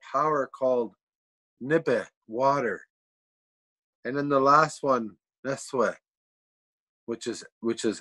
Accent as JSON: {"language": "English", "area": "Serpent River First Nation", "region": "Ontario", "country": "Canada", "said": "I'm from a place called Serpent River First Nation, and I'm from the Fish Clan"}